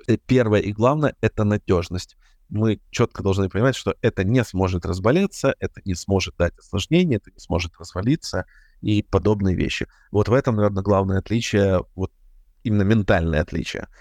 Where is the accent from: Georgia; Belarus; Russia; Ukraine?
Ukraine; я, как и все украинцы